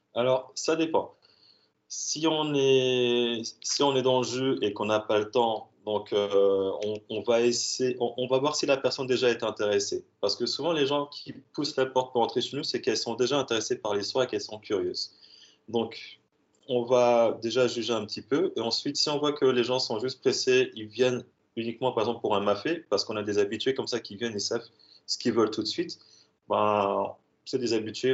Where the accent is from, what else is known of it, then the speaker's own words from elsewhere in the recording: Strasbourg, Grand Est, France; je suis de Strasbourg